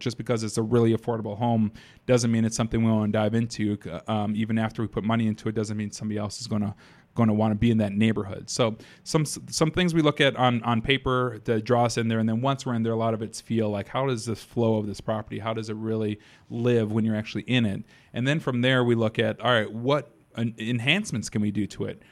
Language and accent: English; Madison, United States; born and raised in Madison